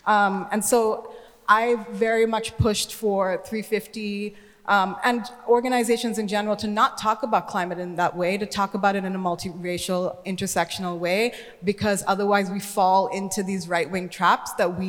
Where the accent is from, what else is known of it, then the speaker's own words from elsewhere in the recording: Sri Lanka; moved away; I am an immigrant, I'm from Sri Lanka. an island that is being impacted by climate change.